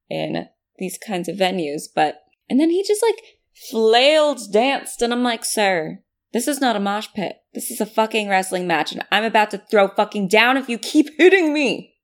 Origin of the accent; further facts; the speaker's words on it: California, United States; We Californians